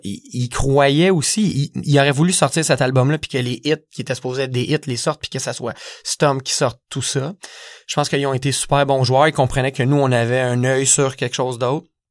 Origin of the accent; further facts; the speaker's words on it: Saint-Jean-sur-Richelieu, Quebec, Canada; je viens de Saint-Jean